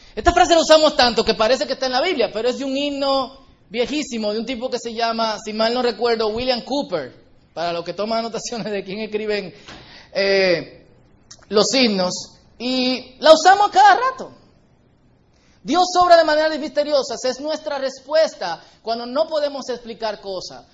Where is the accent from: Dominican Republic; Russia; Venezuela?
Dominican Republic; Porque compartimos la misma isla